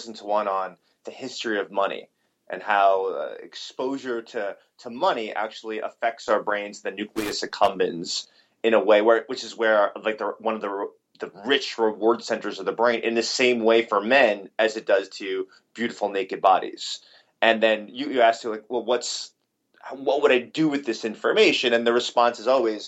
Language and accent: English; New York City, New York, United States; growing up in New York City